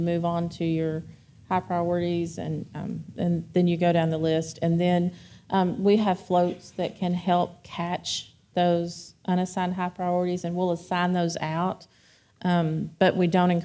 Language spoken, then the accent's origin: English; Kentucky, United States; I grew up in Kentucky where everybody smokes